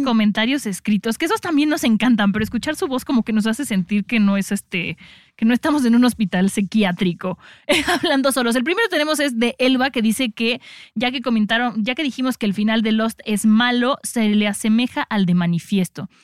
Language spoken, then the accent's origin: Spanish; Mexico; como mexicanos